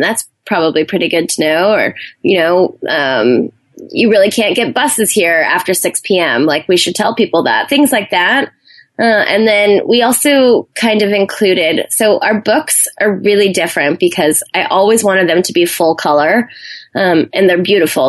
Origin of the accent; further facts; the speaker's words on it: Hawaii, United States; moved away as an adult; also born or lived in Arizona / New Zealand; I grew up in Hawaii on an island, and my family weren't really big travelers